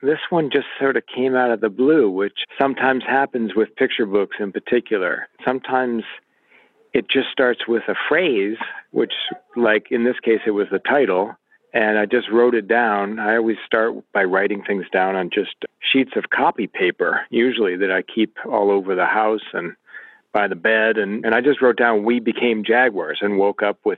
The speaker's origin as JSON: {"language": "English", "region": "Illinois", "country": "United States", "tie": "born or raised there", "said": "I grew up in Illinois"}